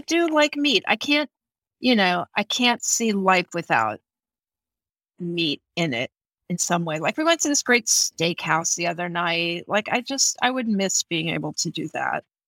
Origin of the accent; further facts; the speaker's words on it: Houston, Texas, United States; I grew up in Texas